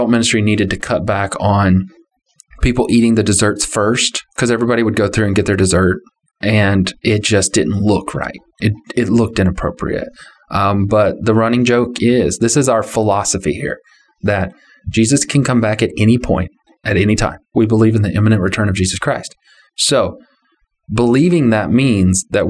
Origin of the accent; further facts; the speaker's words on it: Texas, United States; I'm from Texas.